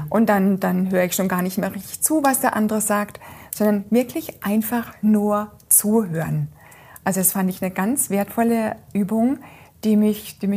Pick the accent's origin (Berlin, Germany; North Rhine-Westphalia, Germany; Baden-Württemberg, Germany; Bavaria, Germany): Baden-Württemberg, Germany; Freiburg; Den kenne ich ja, ich komme ja aus Freiburg und ich kenne ah, ja